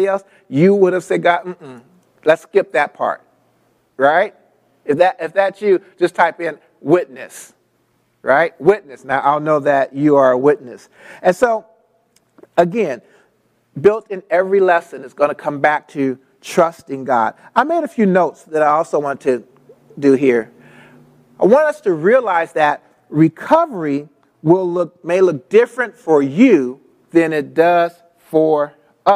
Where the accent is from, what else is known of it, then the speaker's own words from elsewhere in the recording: Los Angeles, California, United States; I grew up in South L.A.